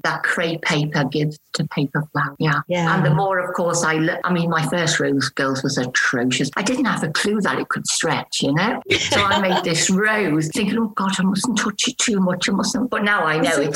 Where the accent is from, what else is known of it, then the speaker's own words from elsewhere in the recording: Liverpool, North West England, United Kingdom; now in Taunton, United Kingdom; But I'm originally from Liverpool. So you may pick up a bit of an accent.